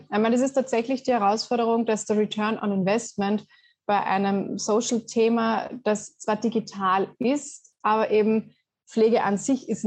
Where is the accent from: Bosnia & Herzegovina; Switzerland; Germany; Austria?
Austria; vielleicht ja als Österreicherin mit Skifahren aufgewachsen, ist das ja gar nicht immer so.